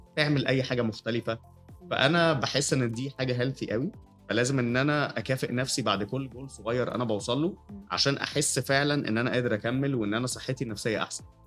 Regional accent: Cairo, Cairo Governorate, Egypt; also born or lived in Jeddah, Saudi Arabia; أنا اتولدت في القاهرة بس كنت بسافر كتير عشان والدي آه، كان بيشتغل أوقات شغله يعني كانت كتير أوي بتبقى بره مصر

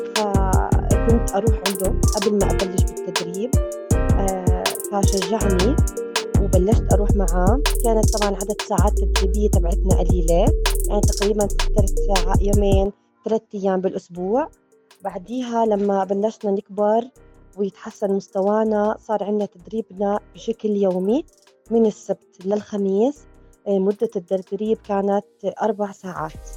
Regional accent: Jordan; صارت عندنا بالأردن

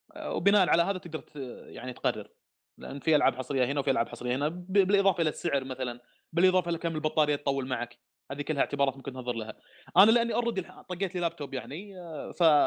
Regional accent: Saudi Arabia; عندنا في السعوديه

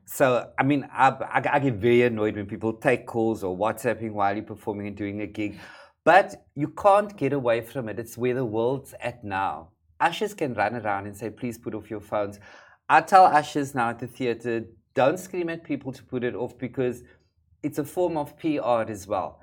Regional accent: Cape Town, Western Cape, South Africa; where I come from um, in South Africa, hair is a big issue, particularly in the community in which I grew up

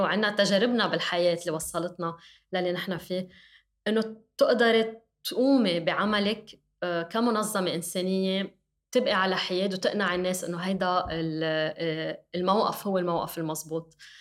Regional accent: Lebanon; كلبنانيه كلنا

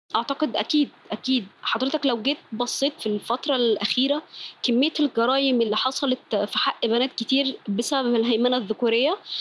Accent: Cairo, Cairo Governorate, Egypt; بنت مصرية مولودة وعايشة في القاهرة أصلي أصلا من النوبة

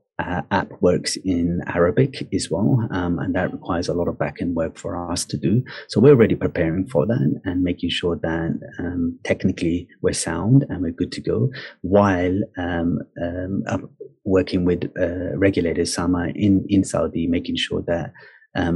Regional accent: United Kingdom; now in Dubai, United Arab Emirates; in my home country in the UK

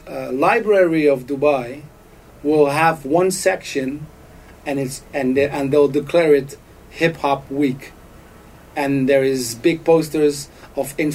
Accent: Rotterdam, South Holland, Netherlands; where I come from Rotterdam

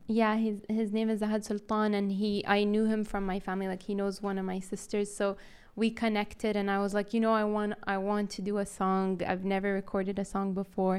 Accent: Riyadh, Riyadh Province, Saudi Arabia; accent: Saudi; also born or lived in United States; I'm from Riyadh

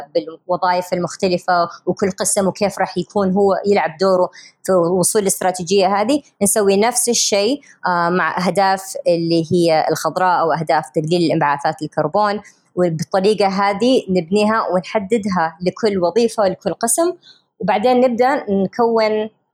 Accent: Riyadh, Riyadh Province, Saudi Arabia; moved away; also born or lived in United States; أنا كسعودية أمريكية تربيت في يعني مولودة في أمريكا تربيت في الرياض عايشه في امريكا 20 سنه

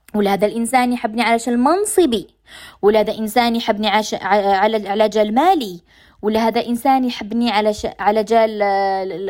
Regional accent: Algeria; accent: Algerian dialect; لهجتنا الجزائريه

